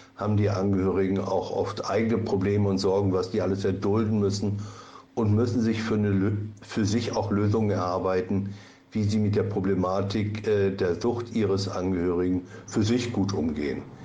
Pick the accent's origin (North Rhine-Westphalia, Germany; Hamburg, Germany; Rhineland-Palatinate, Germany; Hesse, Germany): North Rhine-Westphalia, Germany; Lübbecke; moved away as an adult; now in Wusterwitz, Germany; musste ich meine Heimat in Ostwestfalen verlassen, in Lübbecke, und habe ein Wanderleben als Therapeut geführt